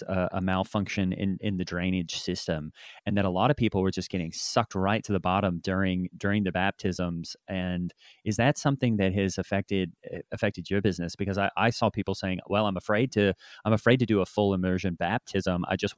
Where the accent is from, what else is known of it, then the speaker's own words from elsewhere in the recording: Australia; Yeah, I'm from Australia.